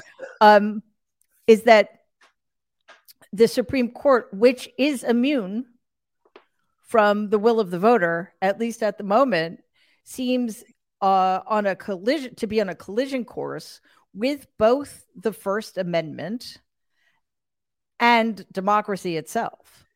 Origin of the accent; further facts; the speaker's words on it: New York, United States; I'm an atheist from New York